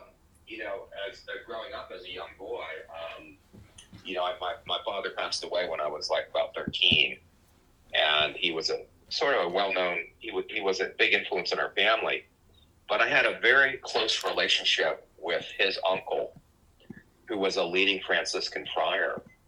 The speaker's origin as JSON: {"language": "English", "area": "Jersey Shore", "region": "New Jersey", "country": "United States", "tie": "born or raised there", "said": "I grew up on the Jersey Shore."}